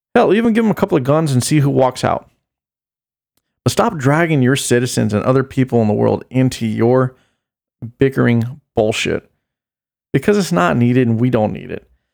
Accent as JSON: {"language": "English", "country": "United States", "said": "as an American"}